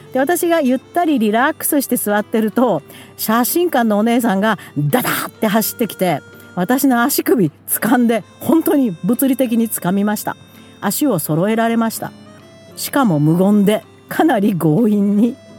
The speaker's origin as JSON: {"language": "Japanese", "country": "Japan", "moved": "as an adult", "lives_now": "Alberta, Canada", "said": "カナダから来た変な日本人"}